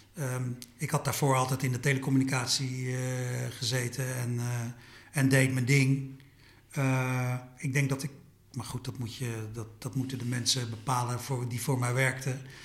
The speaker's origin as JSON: {"language": "Dutch", "country": "Suriname", "tie": "born or raised there", "moved": "yes", "lives_now": "Netherlands", "said": "Ik ben in Suriname geboren"}